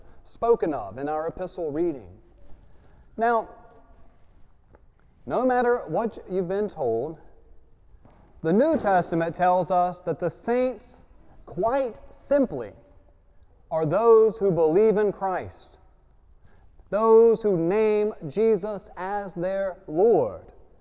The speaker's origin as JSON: {"language": "English", "region": "Louisiana", "country": "United States", "tie": "born or raised there", "said": "I grew up in Louisiana"}